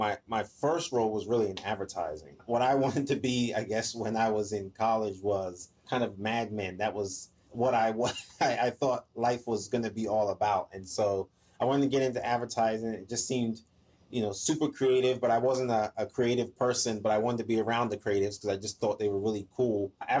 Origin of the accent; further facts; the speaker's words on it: Maryland, United States; also born or lived in Ghana / England; now in Atlanta, United States; So I was born in Ghana, lived there till I was 5, and then I lived in England for 6 years after that. And then I lived in DC in the Maryland area for most of my life when I moved to the US.